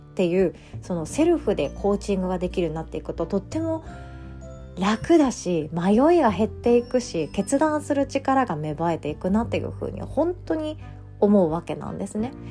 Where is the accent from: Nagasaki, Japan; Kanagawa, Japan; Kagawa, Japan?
Kagawa, Japan; Takamatsu; now in Osaka, Japan; 私の実家の香川県高松市